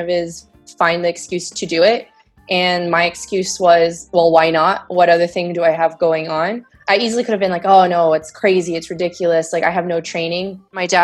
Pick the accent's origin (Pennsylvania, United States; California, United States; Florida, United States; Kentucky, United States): California, United States; moved away as an adult; also born or lived in Boston; now in Montreal, Canada; I'm originally from California.